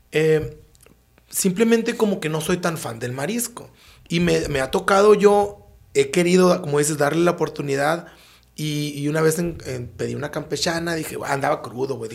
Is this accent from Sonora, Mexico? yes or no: yes; Sonora, Mexico; ¿Será eso que somos sonorenses?